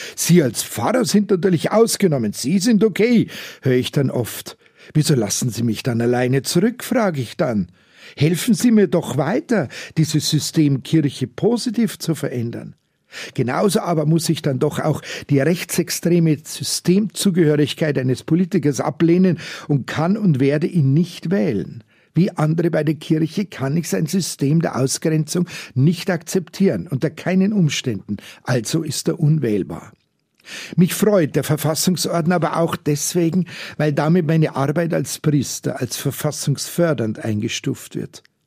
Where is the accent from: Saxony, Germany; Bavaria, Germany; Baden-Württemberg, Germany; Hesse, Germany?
Bavaria, Germany; Munich